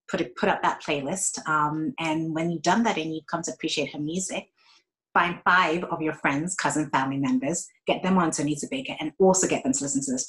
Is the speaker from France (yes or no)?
no; Ghana; also born or lived in Bristol, United Kingdom / Saudi Arabia / Florida, United States; Um, so I was born in Bristol, um, moved to Saudi Arabia, lived in Florida, and also lived in Ghana, where I'm from.